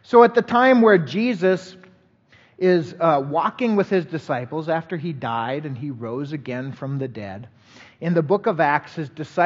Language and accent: English; Colorado, United States; also born or lived in Virginia, Minnesota; I was born in Virginia, Minnesota. We moved to Colorado area when I was a young individual